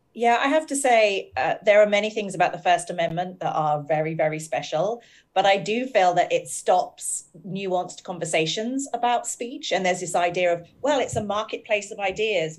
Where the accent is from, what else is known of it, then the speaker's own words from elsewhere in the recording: United Kingdom; We're both British. We both have lived in a country with terrible tabloid newspapers.